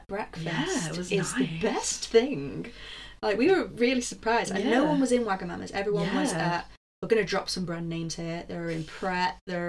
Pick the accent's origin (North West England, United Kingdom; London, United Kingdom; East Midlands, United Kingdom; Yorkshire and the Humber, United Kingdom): North West England, United Kingdom; Manchester; we're just from Manchester.